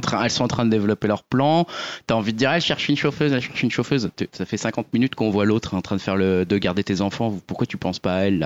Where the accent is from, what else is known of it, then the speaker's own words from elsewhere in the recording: Lorraine, Grand Est, France; je suis lorrain d'origine